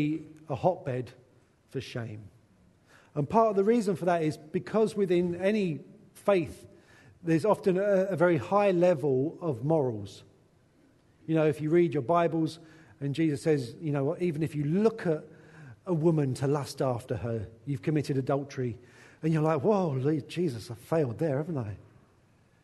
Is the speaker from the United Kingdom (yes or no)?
yes; England, United Kingdom; a white English man